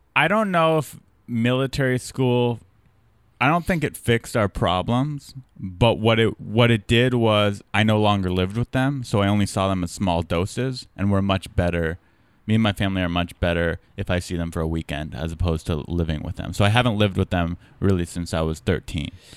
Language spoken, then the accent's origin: English; San Diego, California, United States; I'm from San Diego.